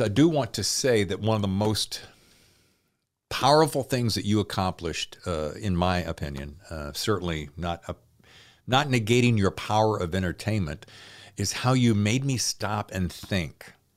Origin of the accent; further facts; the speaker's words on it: Tobaccoville, North Carolina, United States; also born or lived in Winston-Salem, North Carolina; The town I grew up in, Tobacco-ville.